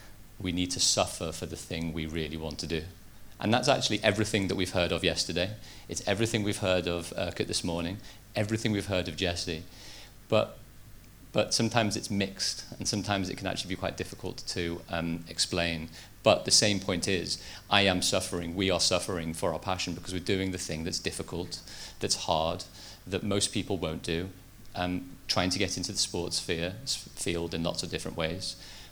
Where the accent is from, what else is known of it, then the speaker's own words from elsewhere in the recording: Liverpool, North West England, United Kingdom; I grew up in Liverpool, even though I don't have that much of a Liverpool accent.